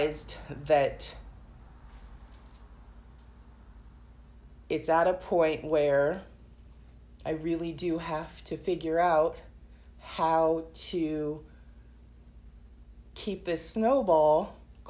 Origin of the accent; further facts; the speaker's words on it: Portland, Oregon, United States; also born or lived in Tigard; I grew up in Portland, but then I moved to the suburbs.